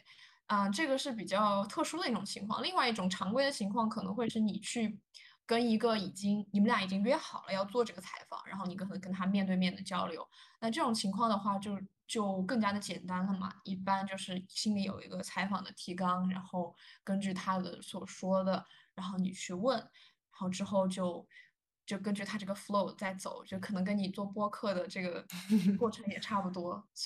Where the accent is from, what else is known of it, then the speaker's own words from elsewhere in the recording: China; now in United States; 反而是我们中国人对自己的要求会更高一点